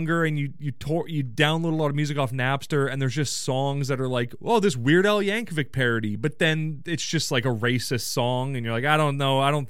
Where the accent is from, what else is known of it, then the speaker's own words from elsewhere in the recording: Canada; I said Kraft because I'm an idiot. I'm a Canadian idiot.